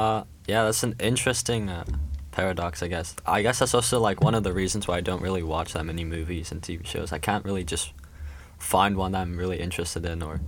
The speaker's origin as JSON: {"language": "English", "region": "Shanghai", "country": "China", "tie": "born or raised there", "lives_now": "Shenzhen, China", "said": "So, I was born in Shanghai, moved around a bit, moved back to Shanghai, now in Shenzhen, so..."}